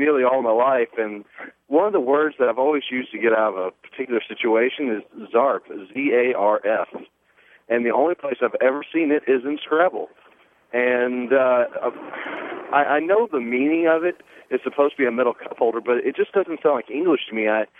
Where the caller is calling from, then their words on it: Denton, Texas, United States; Denton, Texas.